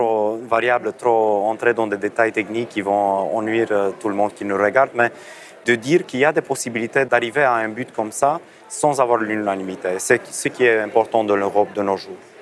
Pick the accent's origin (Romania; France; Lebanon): Romania; moi, je viens de la Roumanie